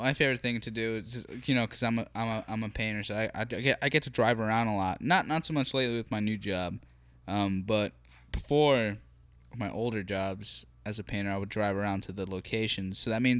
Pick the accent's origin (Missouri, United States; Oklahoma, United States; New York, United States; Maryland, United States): Maryland, United States; Baltimore; Well, I grew up on 47th in Baltimore, so I grew up with them.